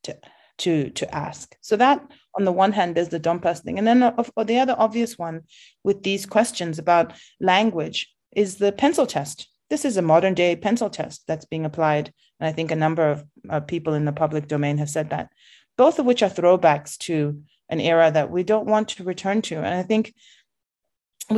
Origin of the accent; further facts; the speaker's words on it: South Africa; as a South African who isn't fluent in my own mother tongue